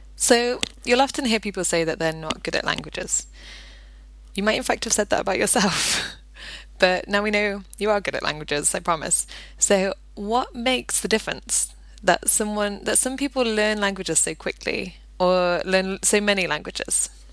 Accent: Nottingham, East Midlands, United Kingdom; moved away as an adult; now in Pembrokeshire, United Kingdom; I'm from Nottingham originally, and when I first moved to Pembrokeshire here a decade ago

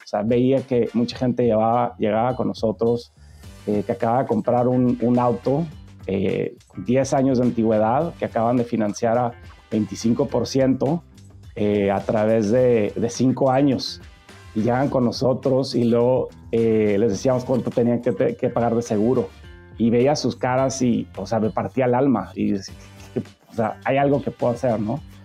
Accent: Tijuana, Baja California, Mexico; moved away as an adult; also born or lived in San Diego / Monterrey; crecí en Tijuana

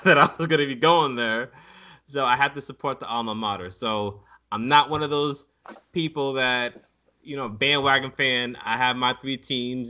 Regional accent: Broward County, South Florida, United States; also born or lived in Chapel Hill, North Carolina; me being from South Florida

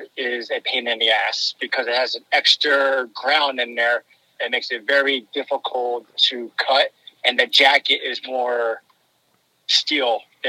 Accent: Philadelphia, Pennsylvania, United States; I hail from Philadelphia.

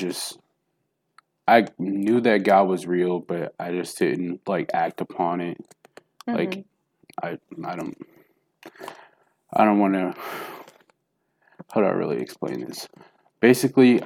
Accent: Milwaukee, Wisconsin, United States; also born or lived in Jackson, Tennessee; I was born in Jackson, Tennessee, and I moved to Milwaukee, Wisconsin when I was 3. So I'm from Wisconsin now

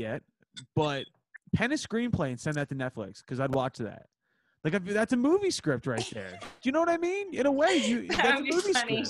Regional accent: Philadelphia, Pennsylvania, United States; I'm from Northeast Philly.

